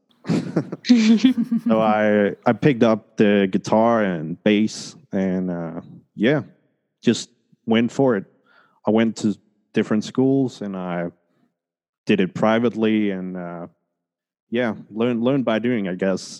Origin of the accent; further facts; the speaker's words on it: Denmark; moved away; also born or lived in Colombia; I was born in Colombia, but oh, nice. adopted to Denmark. Oh, so wow. uh, I grew up in Scandinavia